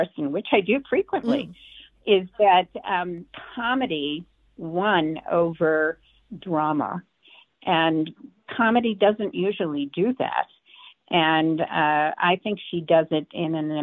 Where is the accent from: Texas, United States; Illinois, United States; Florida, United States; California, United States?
Illinois, United States; Chicago; now in Denver, United States; I'm originally from Chicago, and I'm a huge theater advocate. I mean, I grew up with Goodman Theater